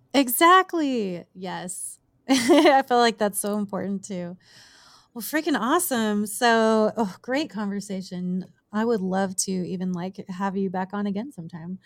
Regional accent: southern California, United States; moved away as an adult; now in Las Vegas, United States; i have grown up and spent my entire life just about like in the the desert of southern california

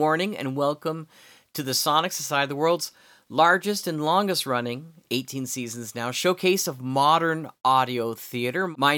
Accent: Canada; I mean, as a Canadian, she's also the symbolic head of our country as well.

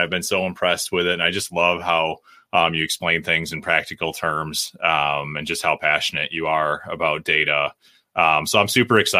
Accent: Milwaukee, Wisconsin, United States; I'm from Milwaukee.

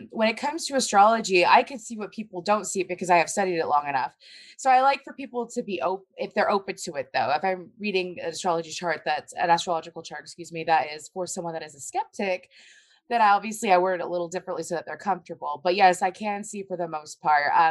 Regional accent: Tampa, Florida, United States

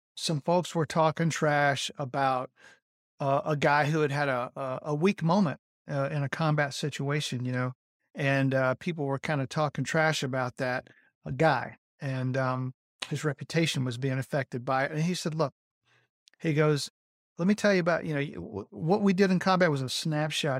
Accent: Rome, Georgia, United States; I was born in Rome, Georgia

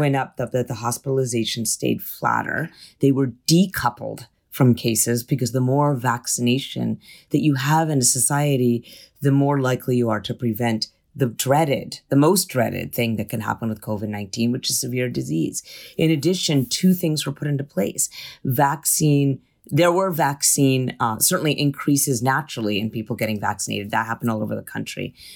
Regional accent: California, United States; as a Californian

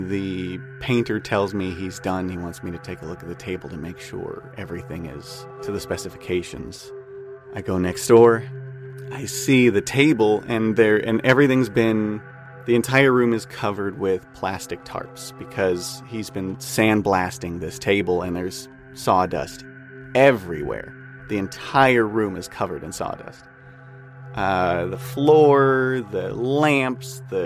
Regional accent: Whittier, California, United States; I'm from Whittier, California.

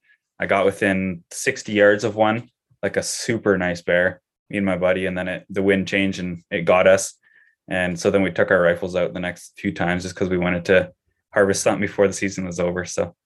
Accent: Canada; So I think as just a Canadian citizen, I can still go to Alberta

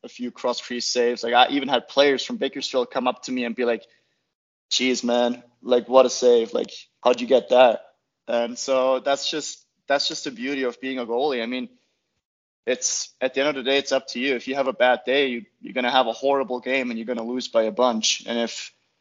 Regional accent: Austria; moved away as an adult; also born or lived in Utah; now in Lake Tahoe, United States; started playing at the club back home in my hometown at like 3.5.

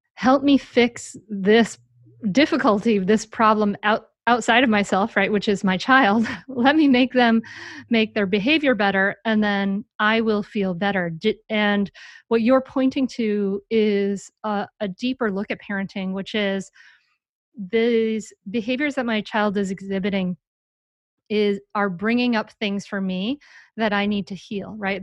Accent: Rhode Island, United States; moved away; from my home state of Rhode Island

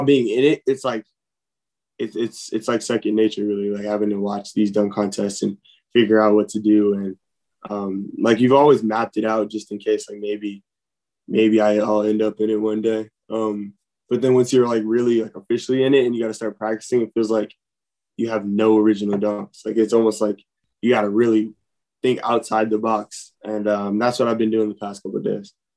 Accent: Los Angeles, California, United States; moved away as an adult; I came from Los Angeles, California

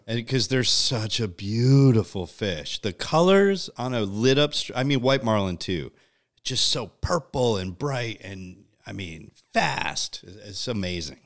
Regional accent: Connecticut, United States; moved away; growing up in Connecticut, like, uh, yuppie land

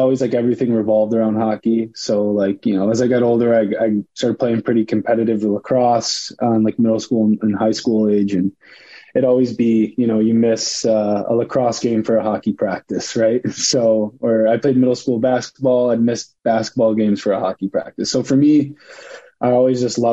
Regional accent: St. Clair Shores, Michigan, United States; moved away as an adult; also born or lived in Grosse Pointe, Michigan; now in Huntsville, United States; I grew up St. Clair Shores, Michigan, Grosse Pointe, Michigan. They're right next to each other. Suburb about 20 minutes outside of Detroit.

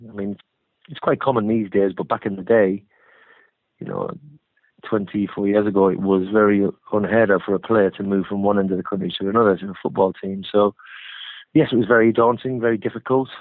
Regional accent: Hartlepool, North East England, United Kingdom; moved away as an adult; also born or lived in Bournemouth; I'm from Hartlepool

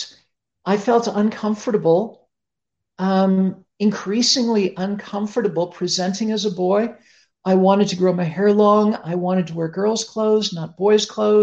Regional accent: Toronto, Ontario, Canada; I grew up in Toronto, Canada

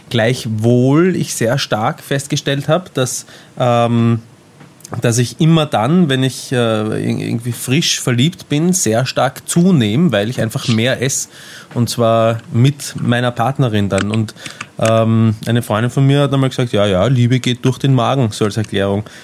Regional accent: Austria; Ich bin Österreicher, ich, wir machen das anders.

